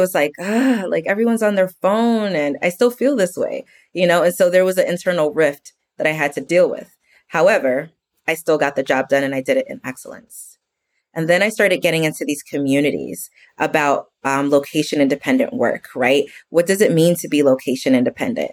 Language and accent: English; New York, United States; now in Texas, United States; I'm from New York originally and I live in Texas now